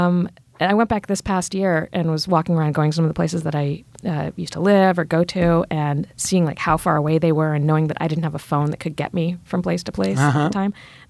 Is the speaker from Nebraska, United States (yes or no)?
no; Richmond, Virginia, United States; moved away; also born or lived in London / New York; I'm from Virginia.